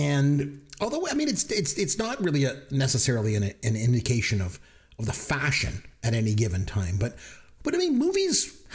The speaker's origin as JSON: {"language": "English", "country": "Canada", "said": "I'm Canadian"}